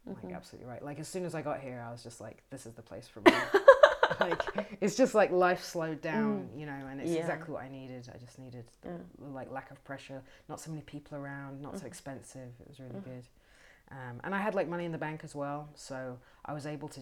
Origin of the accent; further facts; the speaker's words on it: Bushey Heath, East of England, United Kingdom; moved away as an adult; also born or lived in London; now in Berlin, Germany; I'm from England. I'm from a little village called Bushey Heath, which is just outside of London, just outside of northwest London in England.